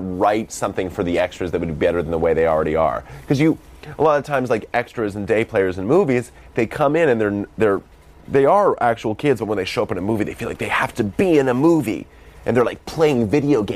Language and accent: English; Boston, Massachusetts, United States; accent: Boston; that's my Boston accent